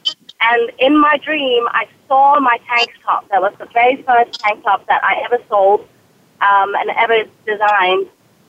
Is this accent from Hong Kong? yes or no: yes; Hong Kong; born there; accent: British; I was born in Hong Kong. I am fully Chinese, although if you looked at pictures of me, you will not believe that most people think I'm mixed. I also have a British accent, which throws people off.